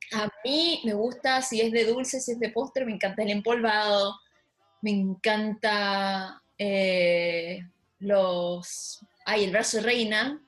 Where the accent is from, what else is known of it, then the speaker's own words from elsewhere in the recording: Chile; moved away; Soy la única chilena